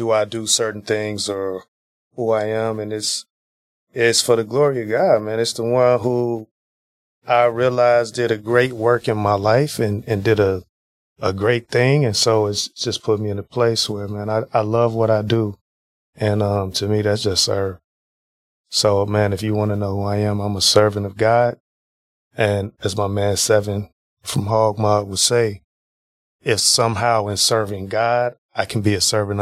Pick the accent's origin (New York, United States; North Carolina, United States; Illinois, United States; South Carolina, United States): Illinois, United States; Chicago; moved away; also born or lived in Wisconsin; I'm from Chicago, Illinois. Spent a huge part of my life there